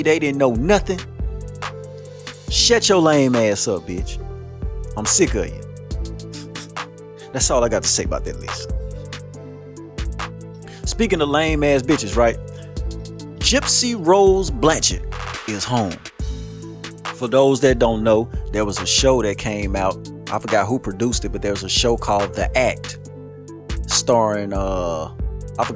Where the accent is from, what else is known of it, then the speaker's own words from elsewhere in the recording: United States; I'm an American